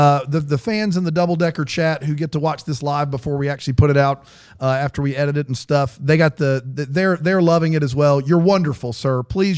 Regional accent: the South, United States; I'm from the South.

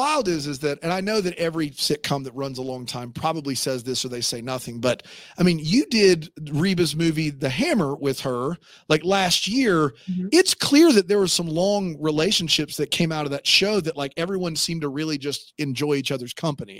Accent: the South, United States; also born or lived in Greenville, South Carolina / St. Louis, Missouri; now in South Carolina, United States; growing up in the South.

